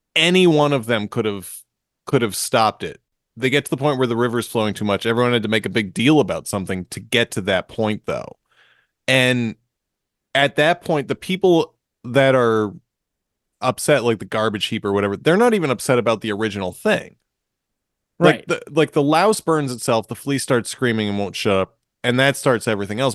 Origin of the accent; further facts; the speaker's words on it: Marshfield, Massachusetts, United States; we're also boys from Massachusetts. It's true. I'm from Marshfield.